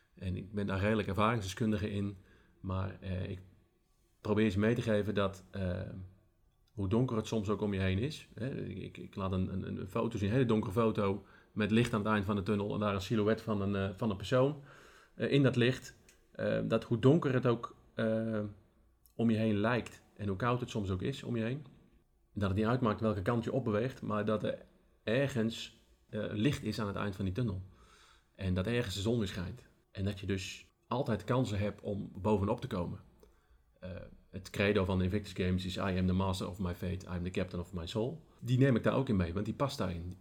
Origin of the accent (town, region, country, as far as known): Netherlands